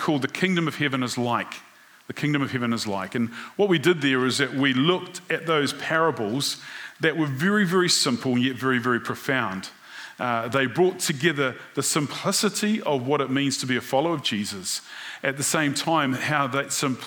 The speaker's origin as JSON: {"language": "English", "country": "New Zealand", "said": "being a New Zealander"}